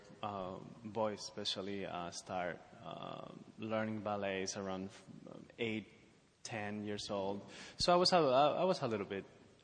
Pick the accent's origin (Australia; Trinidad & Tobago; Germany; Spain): Spain; moved away; I come from Spain